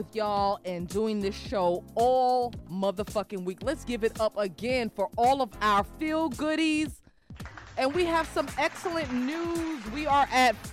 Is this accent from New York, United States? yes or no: yes; New York, United States; growing up in New York